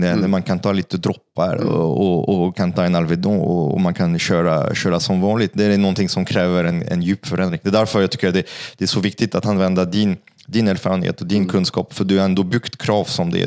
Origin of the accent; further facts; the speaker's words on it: Paris, Île-de-France, France; Swedish is a second language; now in Sweden; jag är från Paris